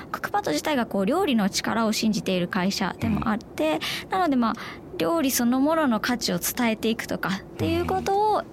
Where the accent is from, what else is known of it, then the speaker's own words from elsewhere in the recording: Nagano, Japan; 生まれは長野です。